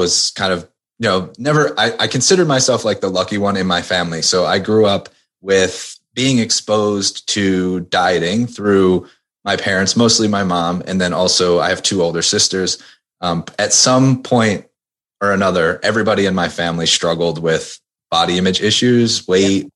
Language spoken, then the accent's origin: English; outside of Philadelphia, Pennsylvania, United States; moved away; also born or lived in Maryland; I grew up outside of Philadelphia